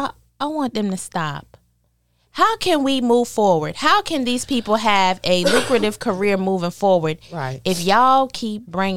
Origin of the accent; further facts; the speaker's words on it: New York, United States; So me being from New York, when and I'm telling you what the song does to me.